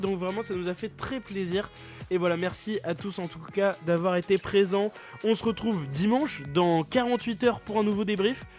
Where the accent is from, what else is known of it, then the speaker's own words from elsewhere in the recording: Brest, Brittany, France; je, suis, né à Brest, d'accord. Mon père est brestois, ma famille est brestoise